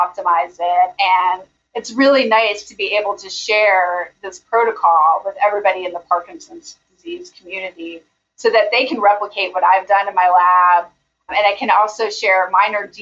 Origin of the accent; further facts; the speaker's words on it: Albuquerque, New Mexico, United States; moved away as an adult; also born or lived in Pennsylvania; now in Birmingham, United States; I grew up in Albuquerque, New Mexico